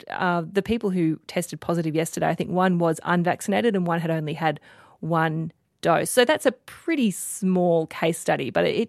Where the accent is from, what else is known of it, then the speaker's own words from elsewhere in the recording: Queensland, Australia; maybe it's just because I'm a Queenslander